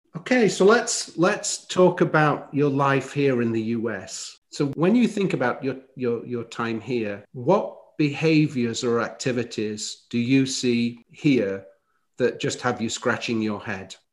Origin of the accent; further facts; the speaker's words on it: Chesterfield, East Midlands, United Kingdom; moved away as an adult; now in United States; my hometown is called Chesterfield